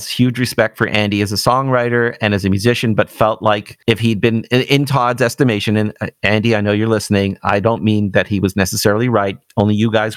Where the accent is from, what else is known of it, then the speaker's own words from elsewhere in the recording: Toronto, Ontario, Canada; growing up in Toronto